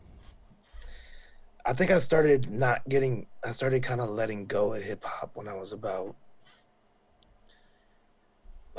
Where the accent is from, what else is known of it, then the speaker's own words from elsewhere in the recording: Bay Area, California, United States; I was growing up in the Bay Area